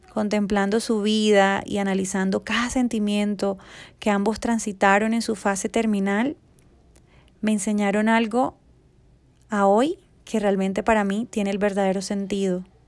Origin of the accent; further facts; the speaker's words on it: Colombia; aquí en mi país, Colombia